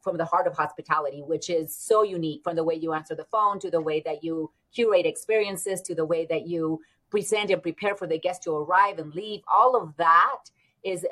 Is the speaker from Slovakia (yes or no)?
no; Puerto Rico; moved away; I come from Cuban family. My father was an engineer at a 5-star hotel when we first moved to the island of Puerto Rico. And that's where I was raised